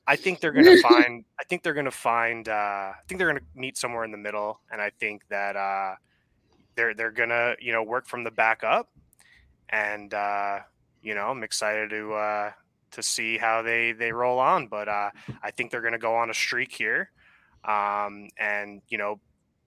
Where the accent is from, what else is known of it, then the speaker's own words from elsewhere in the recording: Huntington, New York, United States; moved away as an adult; now in San Jose, United States; I am from Long Island. Yeah, I'm a Northport Huntington. I played in the hockey team over there. Yeah. So, 18 years.